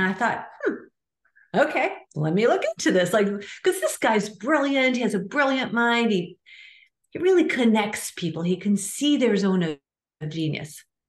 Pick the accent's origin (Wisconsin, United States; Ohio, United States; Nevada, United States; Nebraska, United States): Nebraska, United States; I grew up in a small town in the middle of Nebraska, 25,000 people.